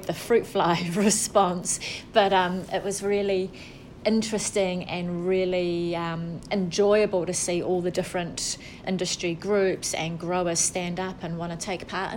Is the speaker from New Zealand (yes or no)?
yes; Wellington, New Zealand; now in Bay of Plenty, New Zealand; We're both from Wellington